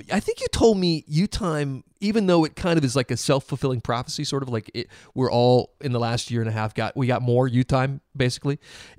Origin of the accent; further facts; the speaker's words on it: South Carolina, United States; now in Nashville, United States; I was in South Carolina, my home state